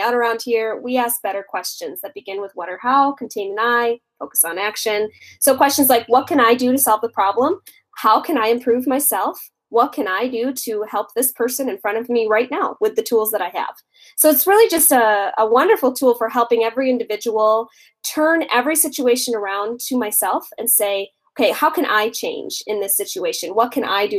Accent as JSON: {"language": "English", "town": "Minneapolis", "region": "Minnesota", "country": "United States", "said": "I hail from Minneapolis, Minnesota"}